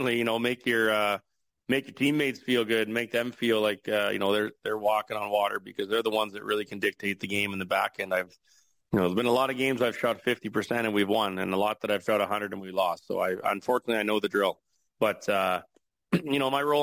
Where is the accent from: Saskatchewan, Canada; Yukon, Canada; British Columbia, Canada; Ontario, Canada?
Saskatchewan, Canada; Regina; moved away; the curling community that I grew up with in Regina